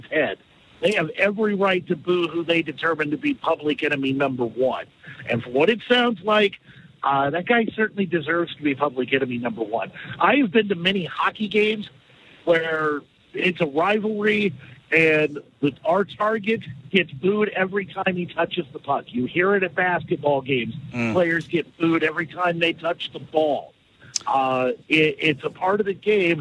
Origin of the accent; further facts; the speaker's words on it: United States; as an American